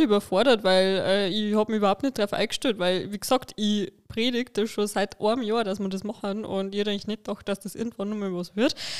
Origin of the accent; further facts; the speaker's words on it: Lower Bavaria, Germany; Ich bin nämlich aus Niederbayern